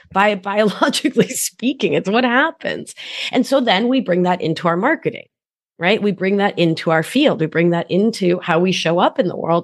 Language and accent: English; Providence, Rhode Island, United States; born or raised there; also born or lived in Argentina